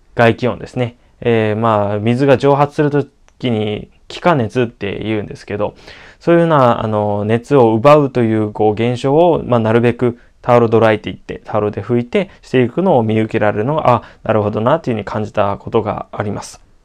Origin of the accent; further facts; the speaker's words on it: Okinawa, Japan; 私沖 縄出身でもあるので